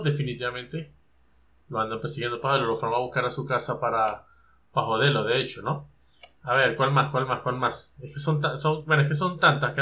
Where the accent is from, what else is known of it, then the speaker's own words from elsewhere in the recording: Venezuela; nosotros los tres que somos de Venezuela